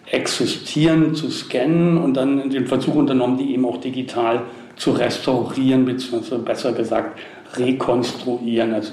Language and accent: German; Berlin, Germany; born there; also da wurde ich gebastelt, in Berlin bin ich dann geboren.